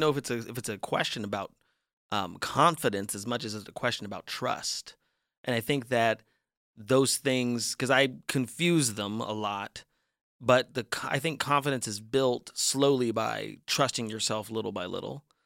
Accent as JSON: {"language": "English", "town": "Las Vegas", "region": "Nevada", "country": "United States", "tie": "born or raised there", "said": "I'm from Vegas"}